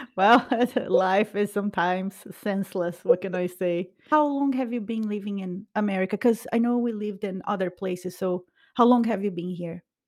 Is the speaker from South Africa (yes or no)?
no; Brazil; English is a second language; moved away; we are both from Brazil